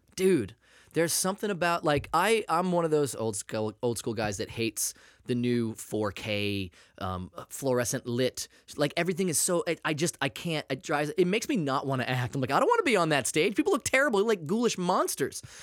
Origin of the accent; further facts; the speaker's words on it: New England, United States; now in Los Angeles, United States; growing up in New England in the eighties